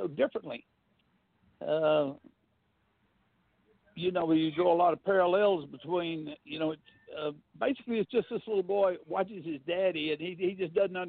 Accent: North Alabama, United States; moved away as an adult; also born or lived in London; now in Merritt Island, United States; when I was a kid growing up in North Alabama many, many years ago

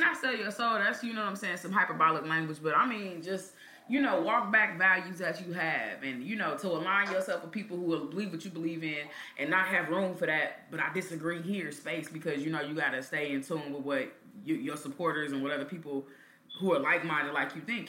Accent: Kansas City, Missouri, United States; growing up in Kansas City

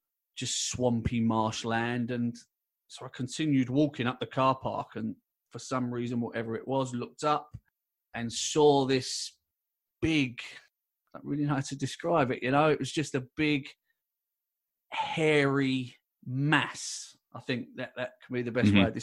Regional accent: London, United Kingdom; I was born and raised in London

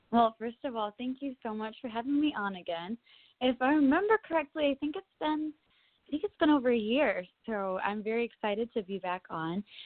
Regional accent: Kalamazoo, Michigan, United States; also born or lived in Nashville, Tennessee; grew up in Kalamazoo, Michigan, and I went to school at Plainwell High School in Michigan

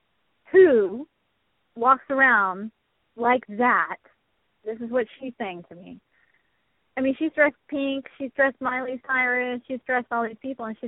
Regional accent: Texas, United States; So funny to me because it's that I came from Texas up there, and I don't dress like a normal, I don't know if you call it normal Texas girl does, but I don't.

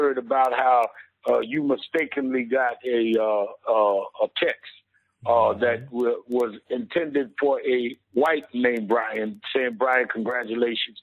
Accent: New York City, New York, United States; I grew up in Brownsville, a little before him

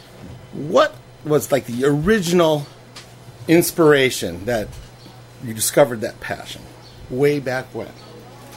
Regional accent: Shaker Heights, Ohio, United States; I grew up in Shaker Heights, which is outside of Cleveland

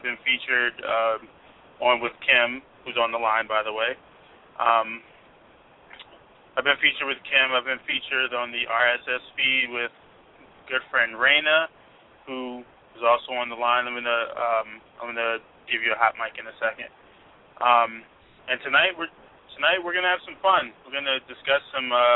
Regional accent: Washington, District of Columbia, United States; I'm from D.C. I'm representing D.C.

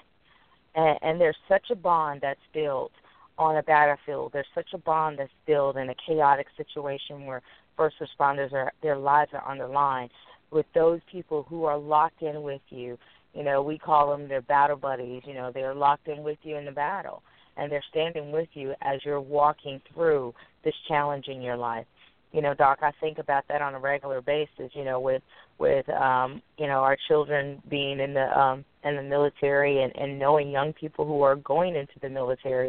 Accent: United States

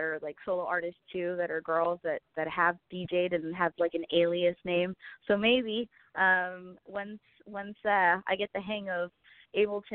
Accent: San Diego, California, United States; my hometown, San Diego, representing Chula Vista

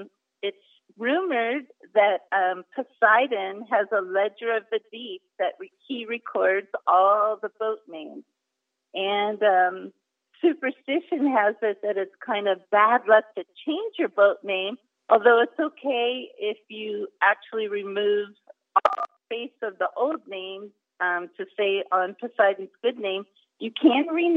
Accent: West Coast, United States; we're from the West Coast and we grew up sailing

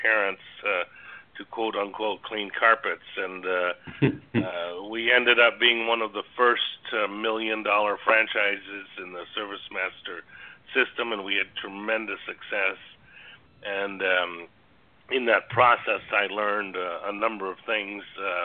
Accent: Toronto, Ontario, Canada; I grew up in Toronto, Canada

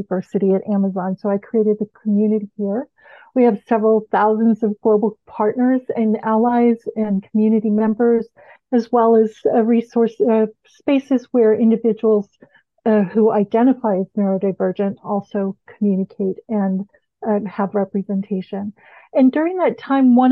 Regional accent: Bahamas; moved away as an adult; I'm from the Bahamas

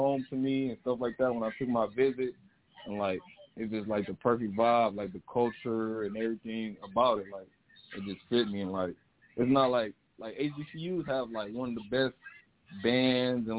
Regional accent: Pontiac, Michigan, United States; being from Pontiac, a small town, you know, not too many people out here making and stuff like

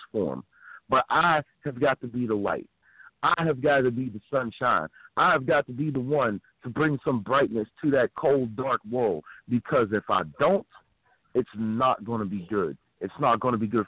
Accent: Philadelphia, Pennsylvania, United States; moved away; also born or lived in Uniontown, Pennsylvania; I'm originally a Philly guy

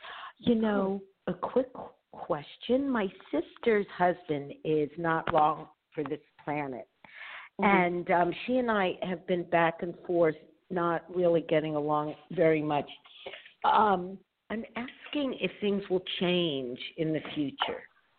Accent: Los Angeles, California, United States; I'm from California, Los Angeles.

